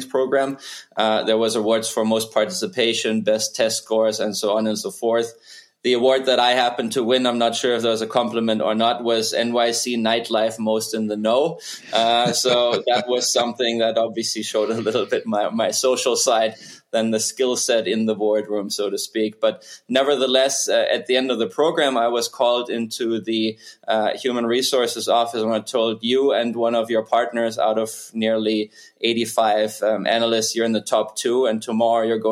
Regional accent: Germany; moved away as an adult; also born or lived in New York City; now in Lake Nona, United States; Born and raised in Germany, I have been in the U.S. for over 20 years now, came here in 2002 to attend Columbia University in New York City

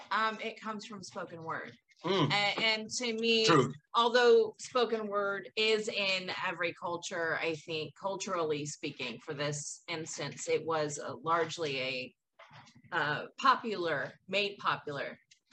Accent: the Bay Area, California, United States; moved away; I grew up in the Bay Area

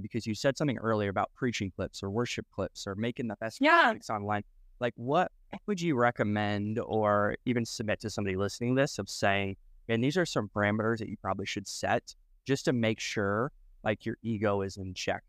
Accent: Iowa, United States; moved away; also born or lived in Nebraska; I grew up in uh, Iowa, but I also, okay, I was in Nebraska for five years

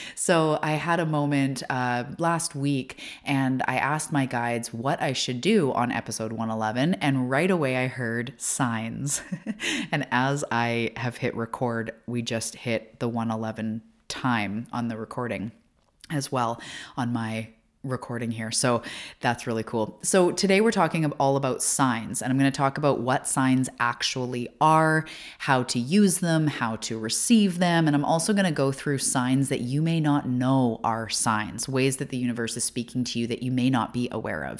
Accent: Canada; also born or lived in Vancouver Island, British Columbia; I'm also a Canadian, and I live on Vancouver Island, which is all the way to the West Coast of Canada

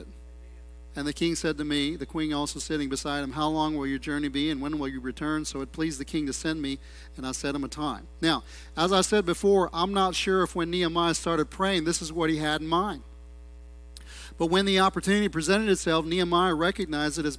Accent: United States; I'm an American, I'm a gringo

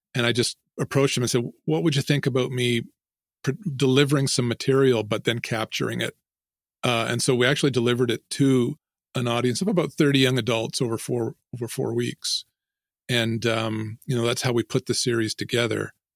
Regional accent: Ontario, Canada; I grew up here in Ontario near, um, well, most people would know where Toronto is probably, uh, about two hours away from Toronto.

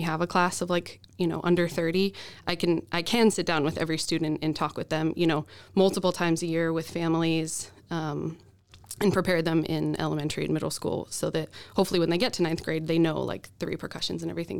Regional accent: Boise, Idaho, United States; moved away as an adult; also born or lived in Oregon; now in Minnesota, United States; I'm from Boise.

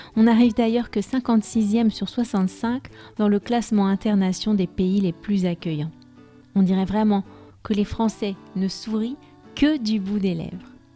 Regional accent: France; je suis française

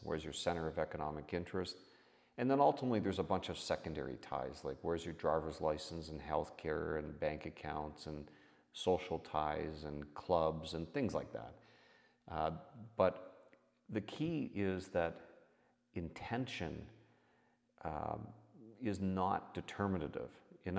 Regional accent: Canada; I'm your host … I'm a Canadian tax expert who has over 30 years of experience

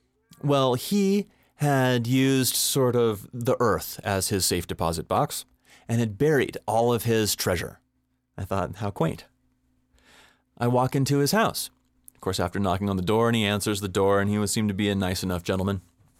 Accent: Boulder, Colorado, United States; he looked at me funny because he knew I was from Boulder and he assumed that I was just a hippie freak in, business casual clothing.

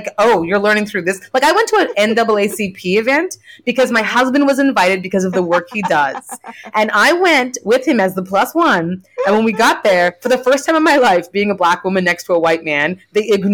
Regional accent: Canada; moved away as an adult; also born or lived in Nigeria; now in United States; I'm like a Canadian who grew up with like her mom's like French Canadian family

